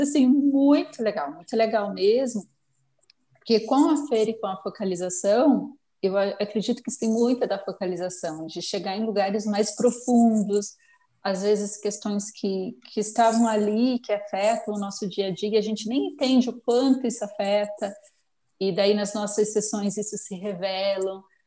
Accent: Fazenda Rio Grande, Paraná, Brazil; eu sou de Curitiba, de verdade, uma cidadezinha metropolitana de Curitiba, que é a Fazenda Rio Grande

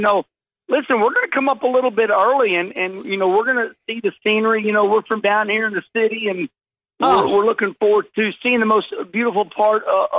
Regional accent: St. Louis, Missouri, United States; I am, you know, born and raised in St. Louis.

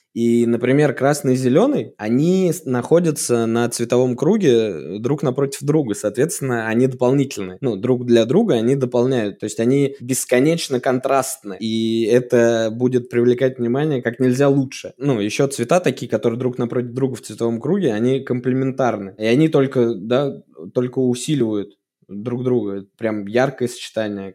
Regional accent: Suzdal, Vladimir Oblast, Russia; мой родной город, я там вырос

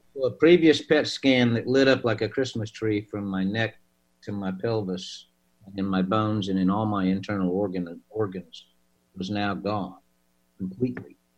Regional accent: Oklahoma, United States; I'm from Oklahoma.

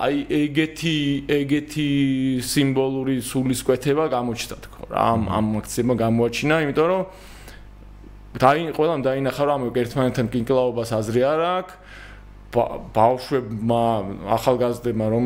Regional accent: Georgia

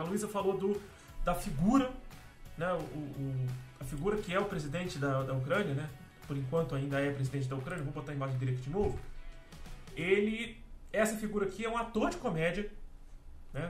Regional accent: Brazil; como brasileiro

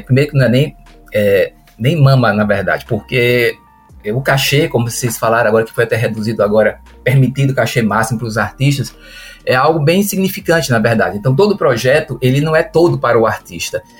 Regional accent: Juazeiro, Bahia, Brazil; also born or lived in Recife; now in Petrolina, Brazil; A gente voltou para a região, sou de Juazeiro, morei um tempo em Recife e voltei para Petrolina

